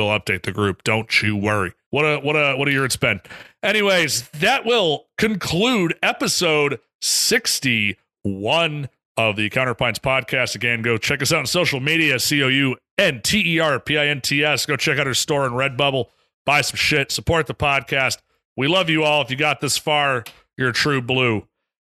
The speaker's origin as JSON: {"language": "English", "region": "Connecticut", "country": "United States", "said": "I'm from Connecticut"}